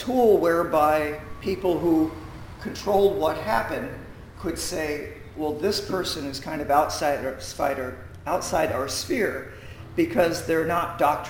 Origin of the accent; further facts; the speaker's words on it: Willingboro, New Jersey, United States; also born or lived in Philadelphia; now in Atlantic County, United States; I grew up in Willingboro